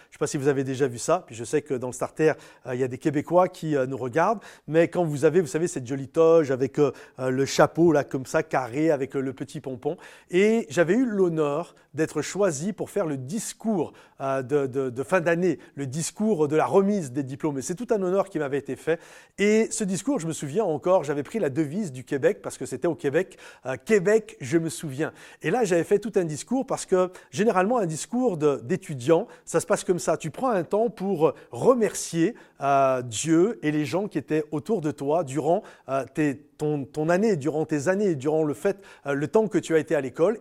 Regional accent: France; moi en tant que Français

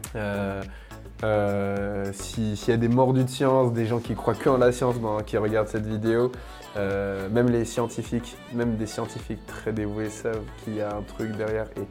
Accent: Paris, Île-de-France, France; en tant que Parisien

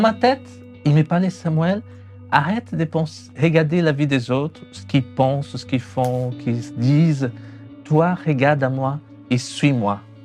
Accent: São Paulo, Brazil; born or raised there; French is a second language; moved away as an adult; also born or lived in Chalon-sur-Saône, France; now in France

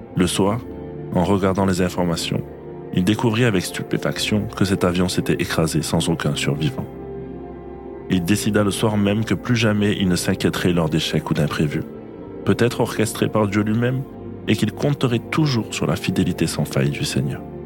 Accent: Normandy, France; moved away; les lieux de mon enfance en Normandie

